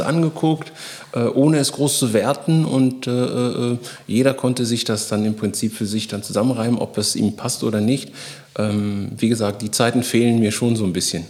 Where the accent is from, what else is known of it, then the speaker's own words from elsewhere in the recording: Bonn, North Rhine-Westphalia, Germany; also born or lived in Guinea / Cologne; in Bonn und Köln, wo ich groß geworden bin